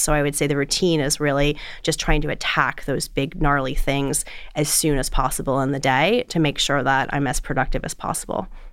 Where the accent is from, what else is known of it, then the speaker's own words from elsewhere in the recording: South Florida, United States; moved away as an adult; also born or lived in Boulder, Colorado; I grew up in South Florida